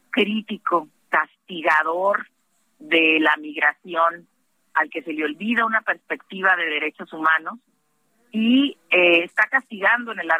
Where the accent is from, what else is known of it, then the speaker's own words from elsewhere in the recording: Mexico; estamos no nada más un paso atrás como gobierno mexicano, sino como pueblo eh, mexicano eh, también.